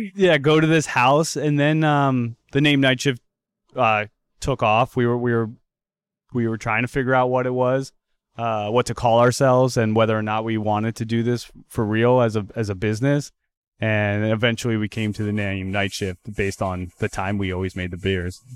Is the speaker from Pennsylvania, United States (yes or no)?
yes; outside of Philadelphia, Pennsylvania, United States; now in Everett, United States; I grew up outside of Philadelphia.